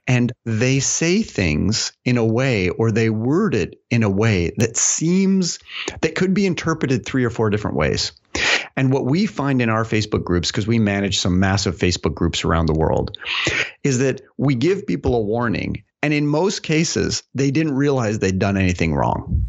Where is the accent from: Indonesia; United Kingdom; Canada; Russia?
Canada; now in United States; being a Canadian here